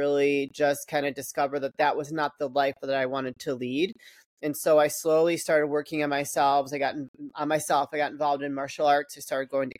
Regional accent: Chicago, Illinois, United States; I grew up in the Chicagoland area.

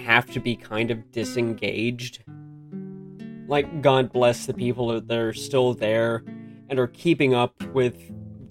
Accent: United States; moved away; I'm American, so I grew up in America

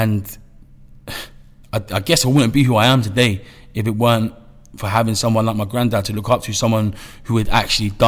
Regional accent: London, United Kingdom; I was born in Camden Town, northwest London, in a little area called Somers Town

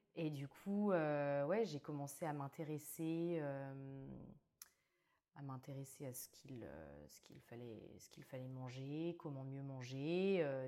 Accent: Brittany, France; moved away as an adult; also born or lived in Australia / Mauritius; now in Bordeaux, France; je viens de Bretagne où je suis née

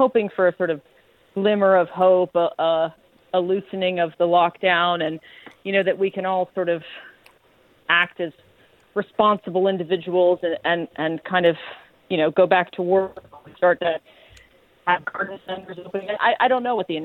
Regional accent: Ohio, United States; now in United Kingdom; I'm from the sort of middle bit. It's sort of the Leeds equivalent. It's Ohio

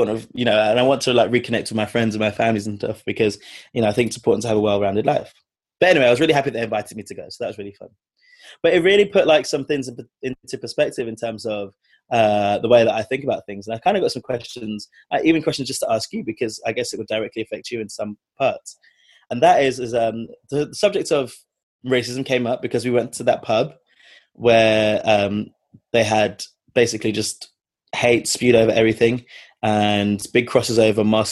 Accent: London, United Kingdom; we grew up in London

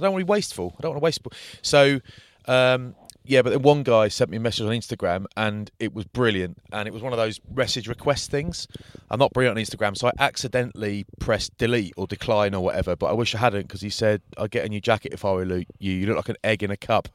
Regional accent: United Kingdom; being from sort of London or Bath

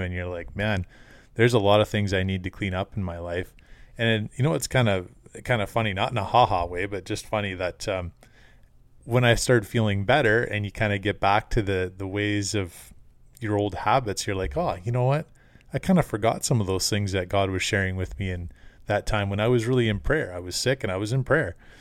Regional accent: Canada

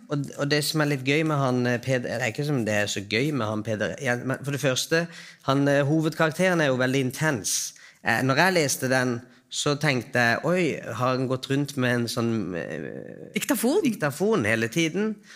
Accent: Iran; also born or lived in Trøndelag, Norway; now in Oslo, Norway; Jeg er fra Iran.

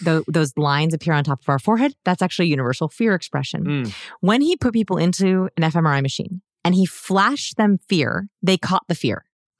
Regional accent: Los Angeles, California, United States; I'm from Los Angeles.

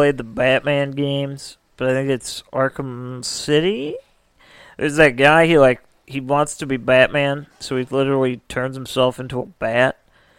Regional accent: Midwest, United States; Maybe it's because we're from the Midwest

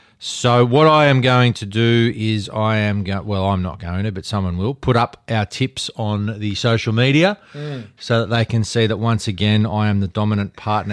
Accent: Ireland; I'm Irish. What do you mean? I've got a passport.

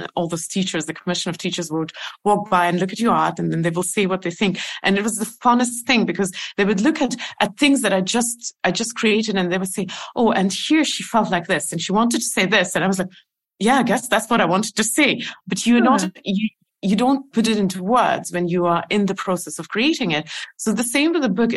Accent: Estonia; I never lived in Russia. I lived in Soviet Union, and I know that for the outside world, it's the same. But I've lived in Estonian. I mean, in the part of the Soviet Union which is Estonia

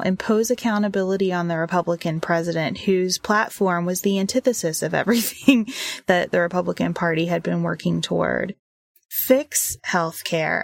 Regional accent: Western Kentucky, United States; moved away; I grew up in Western Kentucky.

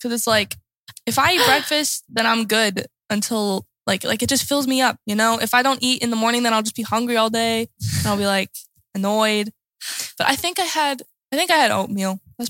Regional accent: United States; moved away as an adult; also born or lived in Lillehammer, Norway; now in Oslo, Norway; Said that earlier. But yeah, I'm from the States. I came here a year ago. Yeah, a little over a year ago.

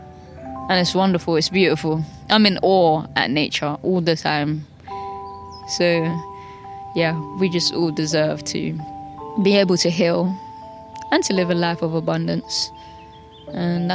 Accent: London, United Kingdom; Growing up in Southeast London

